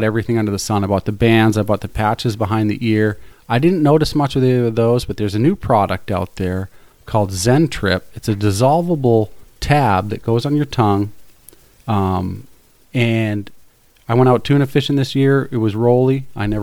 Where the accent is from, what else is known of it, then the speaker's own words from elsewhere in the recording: Southampton, New Hampshire, United States; I grew up in coastal New Hampshire. I grew up in Southampton